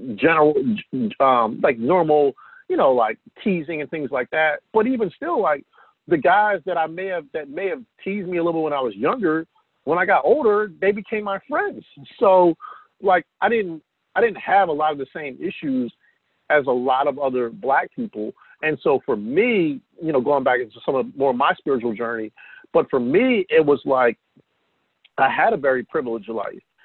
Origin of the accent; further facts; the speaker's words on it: New Jersey, United States; also born or lived in Atlantic City, New Jersey (born); growing up in South Jersey